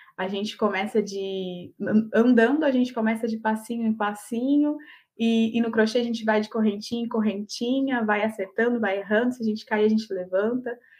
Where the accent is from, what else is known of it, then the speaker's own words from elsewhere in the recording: Olímpia, São Paulo, Brazil; eu sou de Olímpia, interior de São uhum. Paulo